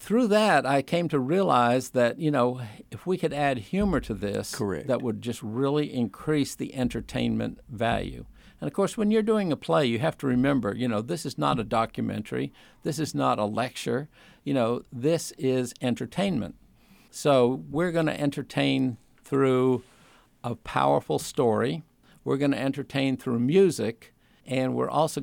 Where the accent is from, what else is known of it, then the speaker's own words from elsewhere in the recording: Sturbridge, Massachusetts, United States; also born or lived in Winston-Salem, North Carolina; now in Virginia, United States; I grew up in Massachusetts.